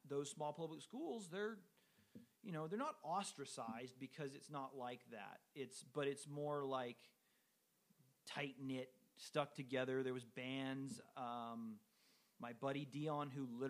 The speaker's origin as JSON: {"language": "English", "town": "Whittier", "region": "California", "country": "United States", "tie": "born or raised there", "said": "I went to public school my whole life. I'm from South Whittier"}